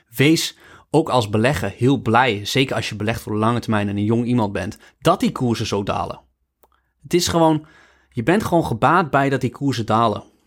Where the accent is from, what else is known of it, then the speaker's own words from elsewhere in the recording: Netherlands; wij de baarmoederloterij gewoon hebben als Nederlanders. Wij hebben, nog, we hebben, we hebben altijd, altijd in een vrij land geleefd.